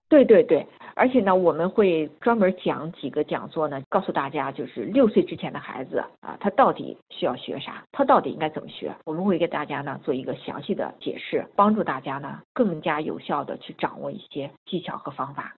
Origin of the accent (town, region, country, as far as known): China